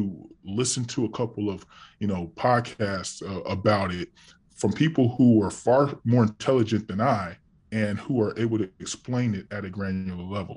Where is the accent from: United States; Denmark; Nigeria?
United States; California; I'm from California